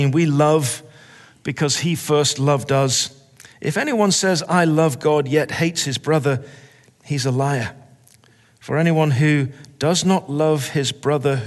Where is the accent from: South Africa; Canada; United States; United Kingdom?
United Kingdom; England; I'm English.